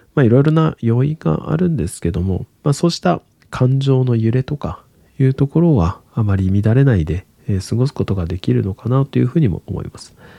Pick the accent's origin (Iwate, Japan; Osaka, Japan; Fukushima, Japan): Iwate, Japan; Hanamaki; moved away as an adult; also born or lived in Hokkaido / Fukui; now in Tokyo, Japan; 私は岩手県の花巻市というところが、あの、出身地でして